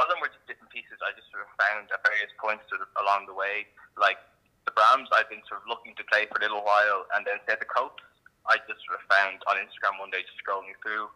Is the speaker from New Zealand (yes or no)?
no; Dublin, Leinster, Ireland; I'm a violist from Dublin.